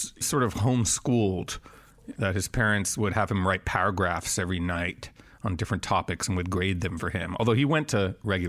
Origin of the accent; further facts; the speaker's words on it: Montreal, Quebec, Canada; I grew up in Montreal, Canada